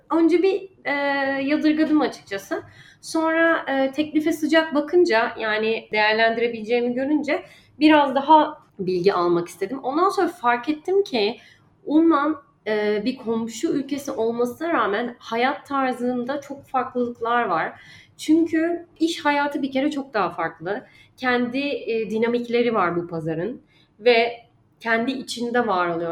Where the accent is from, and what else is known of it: Turkey; moved away as an adult; also born or lived in Dubai